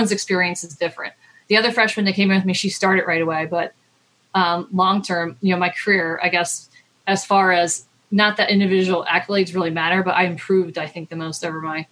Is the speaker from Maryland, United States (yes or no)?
yes; Maryland, United States; I'm from Maryland.